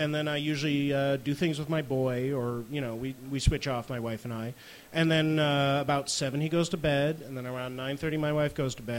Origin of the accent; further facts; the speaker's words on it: Connecticut, United States; now in Brooklyn, United States; I grew up in Connecticut